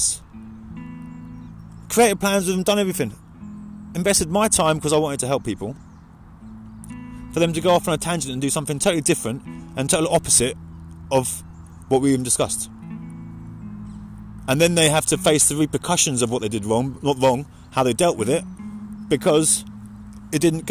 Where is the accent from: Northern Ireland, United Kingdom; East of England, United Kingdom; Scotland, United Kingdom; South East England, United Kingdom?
East of England, United Kingdom; Mildenhall; There's a few people in this world that I grew up with in Mildenhall.